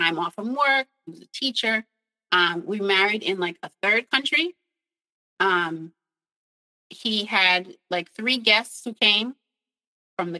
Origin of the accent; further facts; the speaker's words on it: New York, United States; moved away as an adult; I'm from New York.